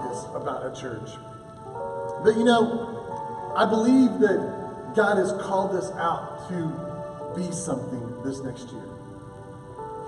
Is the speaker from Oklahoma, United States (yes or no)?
yes; Oklahoma, United States; a boy from Oklahoma